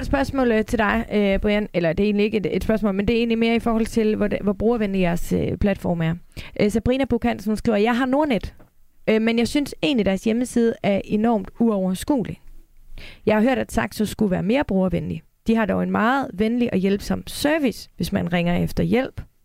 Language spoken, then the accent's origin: Danish; Denmark; jeg som dansker